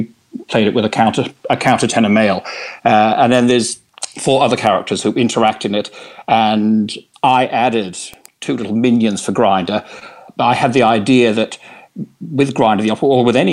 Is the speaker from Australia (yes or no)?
yes; Australia; moved away as an adult; now in London, United Kingdom; I was originally from Australia and I worked in theatre there